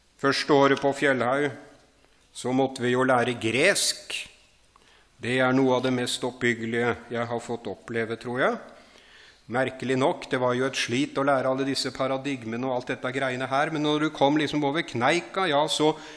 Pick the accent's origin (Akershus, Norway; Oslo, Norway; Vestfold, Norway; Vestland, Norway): Vestfold, Norway; Horten; jeg vokste opp utafor Horten